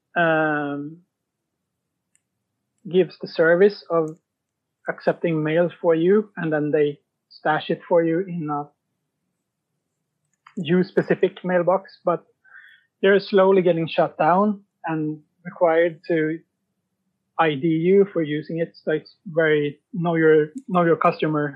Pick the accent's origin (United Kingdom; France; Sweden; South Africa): Sweden; now in Norway; I'm from Sweden, and I live in Norway